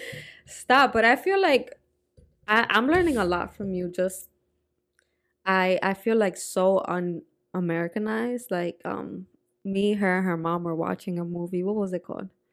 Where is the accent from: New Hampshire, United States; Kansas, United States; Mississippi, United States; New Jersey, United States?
New Jersey, United States; also born or lived in Dominican Republic / Puerto Rico; growing up in Jersey was also very different